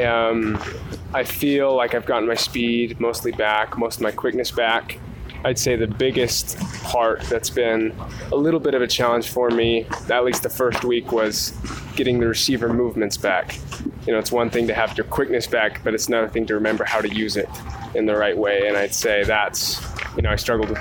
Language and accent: English; Provo, Utah, United States; growing up in the Tim View football atmosphere